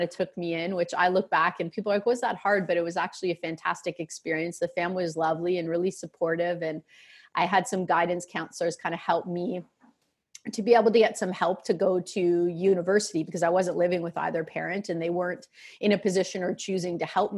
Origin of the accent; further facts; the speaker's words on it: Peterborough, Ontario, Canada; also born or lived in Toronto area, Ontario; Until I was in grade four, I grew up in Peterborough, which is a city that both of my parents and both of their parents are from